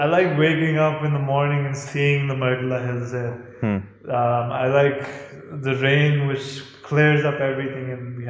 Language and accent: English; Islamabad, Islamabad Capital Territory, Pakistan; For me, as a native Islamabadi, I can't imagine living anywhere else.